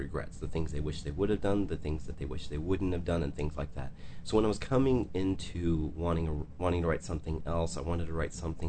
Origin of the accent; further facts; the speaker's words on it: Michigan, United States; moved away; I'm from Michigan